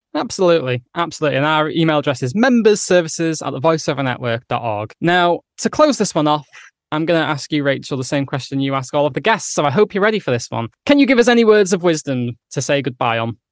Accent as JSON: {"language": "English", "region": "England", "country": "United Kingdom", "accent": "northern"}